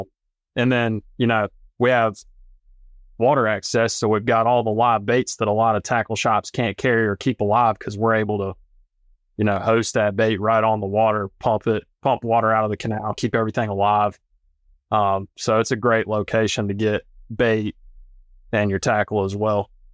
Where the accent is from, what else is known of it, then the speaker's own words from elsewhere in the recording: North Carolina, United States; also born or lived in Colorado; I'm from North Carolina originally